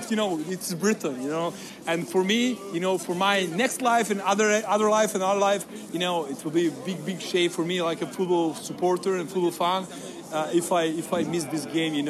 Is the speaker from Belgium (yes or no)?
no; Belgrade, Serbia; English is a second language; I'm from Belgrade, yes.